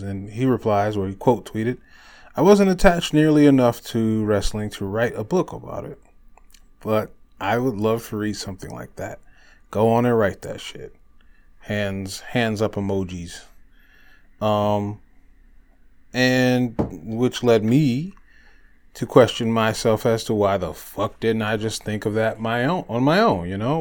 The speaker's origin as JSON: {"language": "English", "town": "Detroit", "region": "Michigan", "country": "United States", "tie": "born or raised there", "said": "my hometown of Detroit, Michigan"}